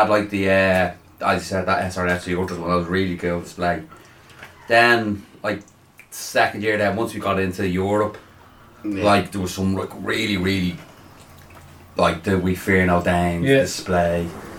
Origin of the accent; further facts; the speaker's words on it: Ireland; one of the really good things about being Irish, and one of the really shit things about being Irish